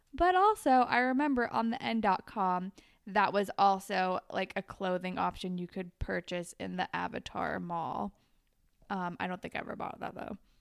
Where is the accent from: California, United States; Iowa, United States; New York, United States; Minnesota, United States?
California, United States; moved away; I didn't even live by the beach, even though I was from California